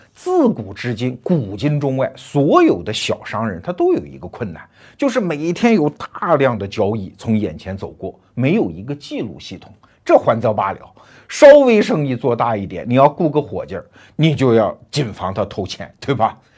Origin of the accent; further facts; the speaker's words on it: China; 我们中国人